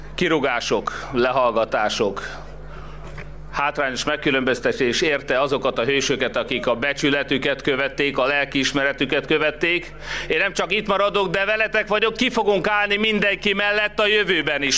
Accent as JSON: {"language": "Hungarian", "country": "Hungary", "said": "magyarok vagyunk"}